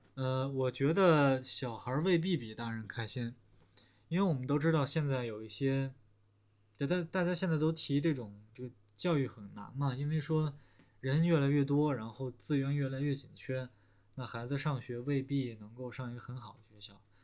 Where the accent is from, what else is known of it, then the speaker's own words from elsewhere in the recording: China; also born or lived in Shanghai; 就是我们中国人不说这些是吧？我们中国人说什么呀？说得很实在是吧？